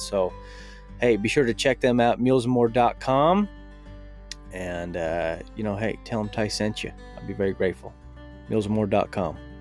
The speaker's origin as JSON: {"language": "English", "region": "Utah", "country": "United States", "accent": "rural Utah", "said": "my rural Utah accent"}